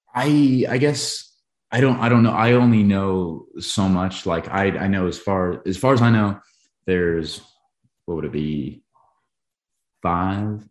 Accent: Billings, Montana, United States; my hometown, Billings, Montana

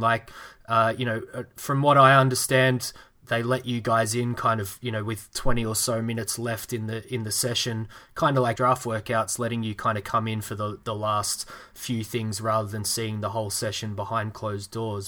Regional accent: Melbourne, Victoria, Australia; my hometown team, Melbourne

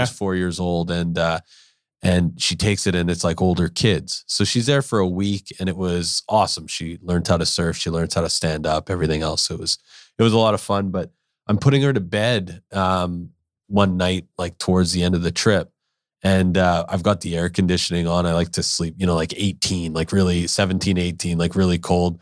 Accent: Winnipeg, Manitoba, Canada; now in Vancouver, Canada; I grew up in Winnipeg

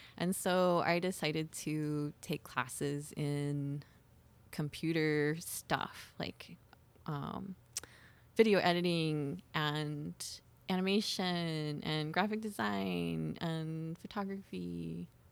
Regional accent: Miami, Oklahoma, United States; I grew up in Miami, Oklahoma

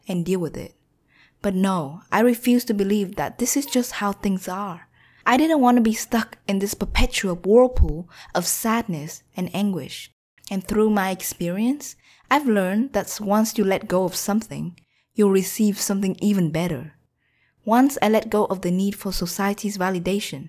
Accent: Vietnam; moved away; also born or lived in United States; plan to move to Vietnam, my home country

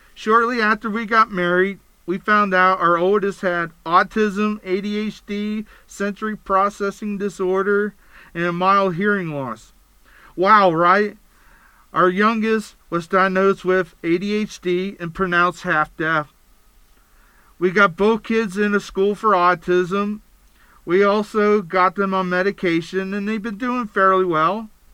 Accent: Pennsylvania, United States; moved away as an adult; now in Utah, United States; I was born and raised in Pennsylvania. I moved to Utah to be closer to my family after my first divorce

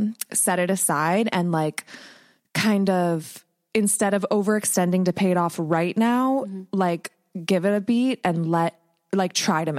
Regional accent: Ohio, United States; So my, I have a witchy friend I grew up with in Ohio, and we've been reconnecting

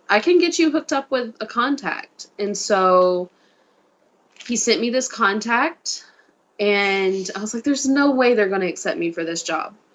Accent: Mississippi, United States; me, little bitty Southern little me, that has no concept of a bigger outer world because I've never left my home state is going to China.

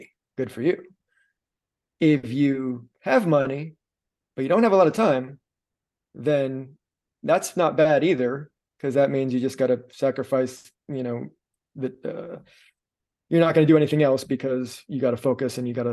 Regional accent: Miami, Florida, United States; I'm from Miami

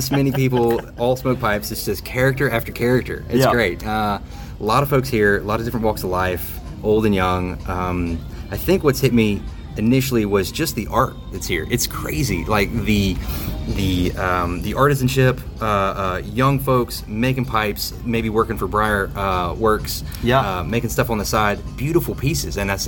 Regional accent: South Carolina, United States; moved away as an adult; also born or lived in Indiana; now in Sacramento, United States; I'm originally from South Carolina

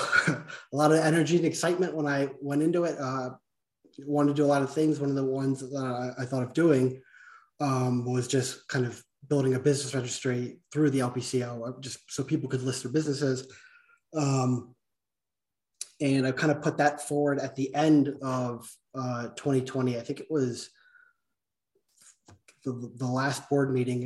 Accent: right outside of Philadelphia, Pennsylvania, United States; moved away as an adult; now in Colorado, United States; I grew up in right outside of Philadelphia

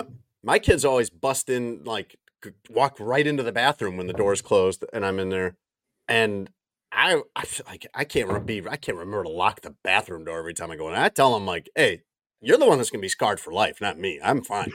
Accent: Chicago, Illinois, United States; moved away as an adult; also born or lived in New Orleans; I grew up in the Chicago suburbs

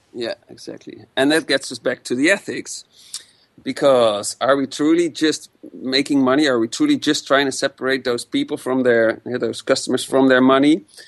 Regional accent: Amsterdam, North Holland, Netherlands; I come from Amsterdam, born and raised

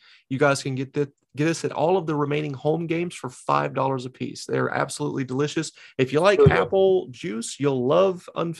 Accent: the Carolinas, United States; moved away as an adult; now in New England, United States; I'm from the Carolinas, born and raised there, came here 12 years ago.

